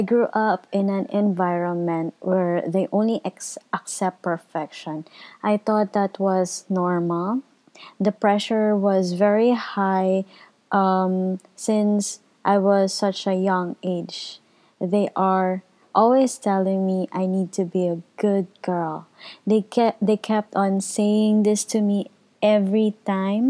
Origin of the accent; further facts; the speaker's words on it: Philippines; I am from the Philippines